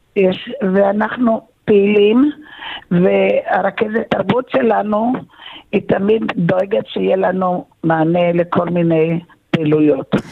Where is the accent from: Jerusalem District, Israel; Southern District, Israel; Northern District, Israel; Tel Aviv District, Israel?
Tel Aviv District, Israel; Tel Aviv; also born or lived in Kibbutz Sufa; now in Rehovot, Israel; אני נולדתי בתל אביב